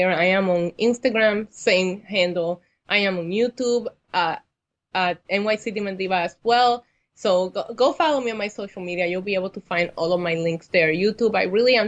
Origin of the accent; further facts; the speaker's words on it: Puerto Rico; now in New York, United States; I have actually been here almost the same amount of time that I spent in Puerto Rico